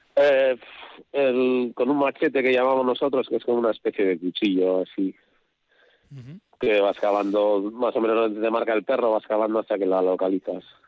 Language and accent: Spanish; Cuartango, Basque Country, Spain; Cuartango, aquí en mi pueblo